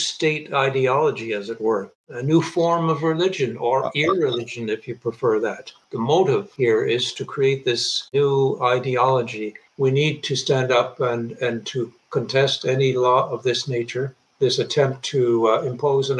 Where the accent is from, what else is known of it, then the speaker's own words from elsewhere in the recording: Sherbrooke, Quebec, Canada; I'm a Quebecer. I'm a native Quebecer. I was born and raised in Sherbrooke, about 100 miles east of Montreal in the Eastern Townships.